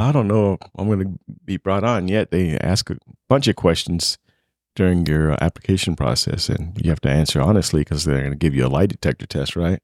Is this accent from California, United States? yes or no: no; Las Vegas, Nevada, United States; moved away; I grew up in Vegas